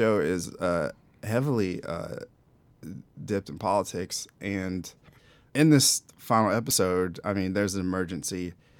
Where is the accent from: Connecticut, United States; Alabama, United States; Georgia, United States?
Georgia, United States; South; moved away; South Georgia. South Georgia. Not even Atlanta. I mean, Atlanta is like New York City compared to where I'm from.